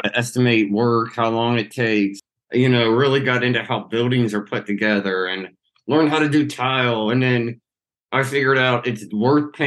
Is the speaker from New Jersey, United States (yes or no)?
no; Cincinnati, Ohio, United States; I'm from Cincinnati, Ohio, born and raised.